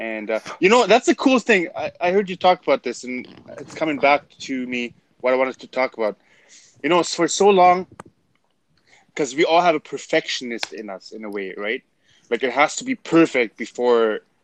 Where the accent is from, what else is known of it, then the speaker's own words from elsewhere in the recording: Bad Oeynhausen, North Rhine-Westphalia, Germany; accent: German; English is a second language; now in Canada; I was born in Germany, moved to Canada in 2007. So I'm a German Canadian